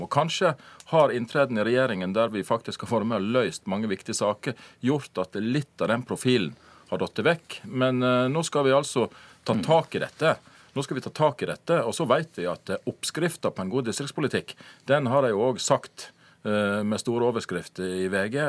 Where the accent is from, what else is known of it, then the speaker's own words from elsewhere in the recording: Jølster, Vestland, Norway; er permittert kommunestyrerepresentant i Jølster, der jeg kommer fra